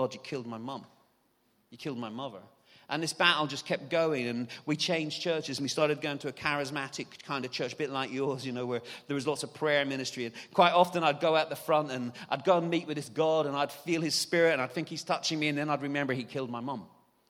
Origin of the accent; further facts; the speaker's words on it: Ireland; moved away; We moved to England, and England was beautiful. It's actually about 5 or 6 degrees warmer in the south of England than it is in Ireland.